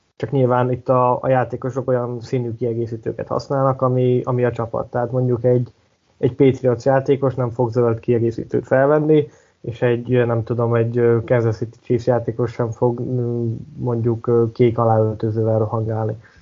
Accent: Hungary; többen vagyunk magyarok, mint, mint britek

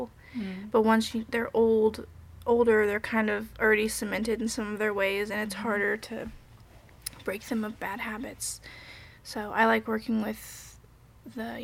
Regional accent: Indianapolis, Indiana, United States; also born or lived in Japan / South Korea; now in Bloomington, United States; I'm from Indianapolis, but I've been living in Bloomington I lived here for like 6 years

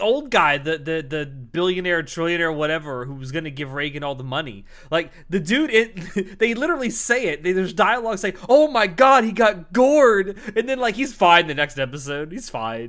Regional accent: Florida, United States; I'm not from the deep South. I'm from Florida

